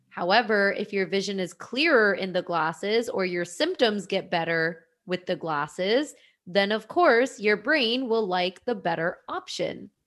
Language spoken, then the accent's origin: English; India; And if anyone's not watching the IGTV, I am Indian. I have brown skin.